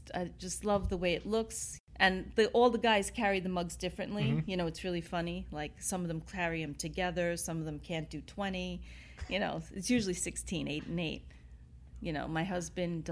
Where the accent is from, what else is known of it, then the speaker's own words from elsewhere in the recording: New York City, New York, United States; I grew up in Queens